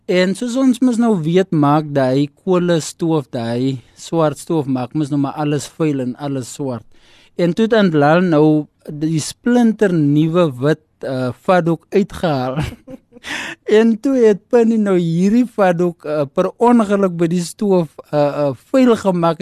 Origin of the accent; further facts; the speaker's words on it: Kenhardt, Northern Cape, South Africa; ek is van Kenard, dit is waar ek groot geword